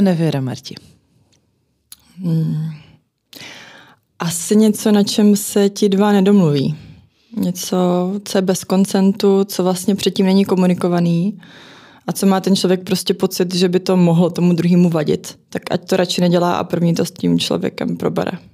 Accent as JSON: {"language": "Czech", "town": "Zlín", "region": "Zlín Region", "country": "Czechia", "tie": "born or raised there", "moved": "yes", "lives_now": "Prague, Czechia", "said": "já jsem teda rodačka ze Zlína, ale v Praze už jsem strašně dlouho"}